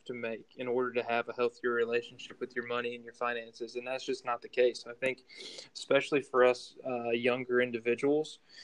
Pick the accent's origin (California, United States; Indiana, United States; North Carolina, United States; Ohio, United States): Ohio, United States; Cleveland; moved away as an adult; also born or lived in Tennessee; I'm originally from Cleveland, Ohio